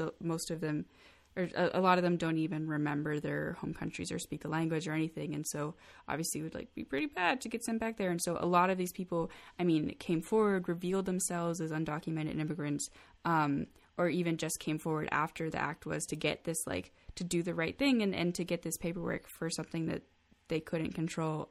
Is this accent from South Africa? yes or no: no; United States; I'm extremely lucky to be born here, to be born to a first world country